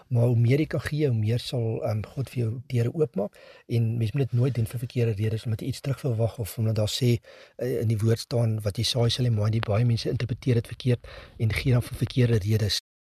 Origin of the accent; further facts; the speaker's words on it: South Africa; as Suid-Afrikaners